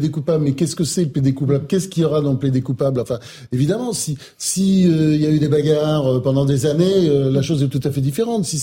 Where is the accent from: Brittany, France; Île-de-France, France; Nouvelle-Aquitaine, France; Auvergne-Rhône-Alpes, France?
Nouvelle-Aquitaine, France; Bayonne; Moi, moi, je suis du Sud, c'est pour ça que j'ai peut-être des positions plus nuancées. Je suis de Bayonne.